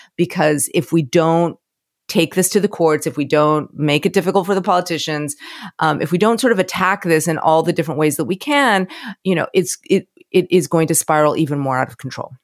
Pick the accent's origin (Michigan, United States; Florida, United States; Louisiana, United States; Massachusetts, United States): Florida, United States; moved away; I'm from Florida